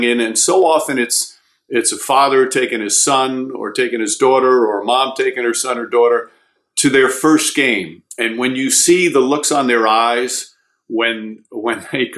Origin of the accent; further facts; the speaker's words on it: New York, United States; I grew up in New York